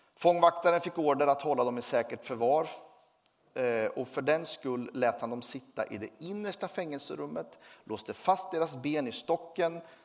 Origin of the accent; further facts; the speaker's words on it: Sweden; Jag tillhör Sverige, jag är glad för det